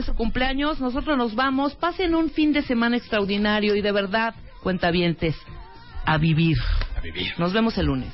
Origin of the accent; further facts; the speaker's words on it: Mexico; mexicana, totalmente